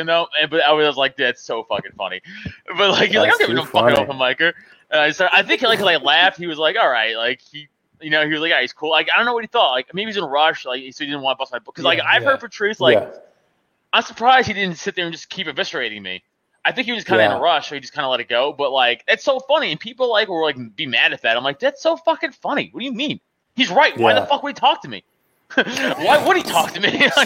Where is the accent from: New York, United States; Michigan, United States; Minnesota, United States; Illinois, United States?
New York, United States; New York City; moved away as an adult; now in Pennsylvania, United States; I'm Staten Island fucking raised, you know, so I'm a New Yorker